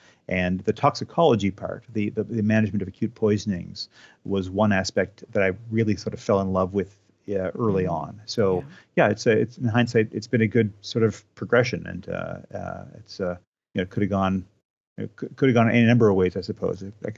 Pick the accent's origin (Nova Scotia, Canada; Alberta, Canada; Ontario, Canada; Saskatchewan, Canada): Nova Scotia, Canada; New Glasgow; I grew up in New Glasgow. I went to school at Dal for 9 years. So I lived in Nova Scotia for the first 25 years of my life.